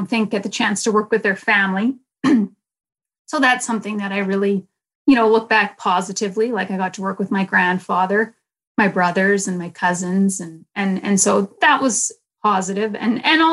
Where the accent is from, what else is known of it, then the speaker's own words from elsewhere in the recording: Winnipeg, Manitoba, Canada; I was born in Winnipeg, yeah, at the Women's Hospital